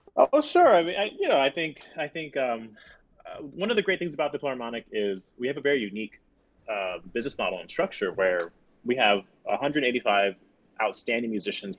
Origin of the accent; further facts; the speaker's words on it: Florida, United States; moved away as an adult; now in Chicago, United States; I'm from Florida